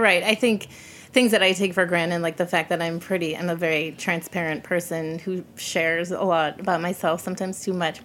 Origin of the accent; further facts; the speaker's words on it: suburbs of Chicago, Illinois, United States; I grew up in the suburbs of Chicago, not the city